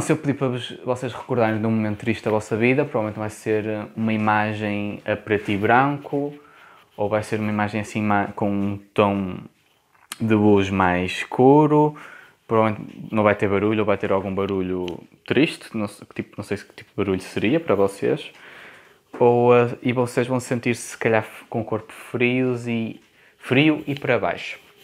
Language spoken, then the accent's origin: Portuguese; Porto, Norte, Portugal; accent: Porto; eu tenho sotaque do Porto. Eu não reconheço o sotaque, mas, ah, mas quem me ouve e não é do Porto diz que eu tenho um bom sotaque do Porto